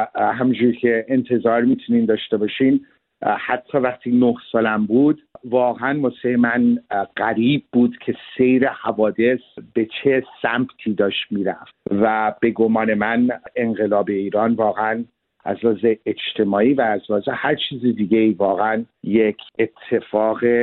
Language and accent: Persian; Geneva, Switzerland; now in Canada; در ژنو به دنیا آمدم